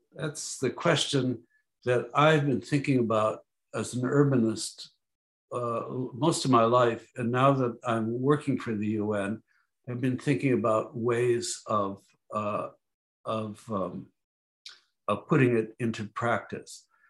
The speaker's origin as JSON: {"language": "English", "town": "Chicago", "region": "Illinois", "country": "United States", "tie": "born or raised there", "said": "grew up in Chicago."}